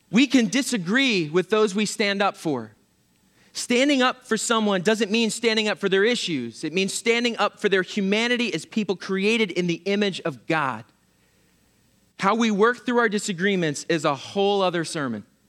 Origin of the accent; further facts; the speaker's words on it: Pennsylvania, United States; moved away; I'm from Pennsylvania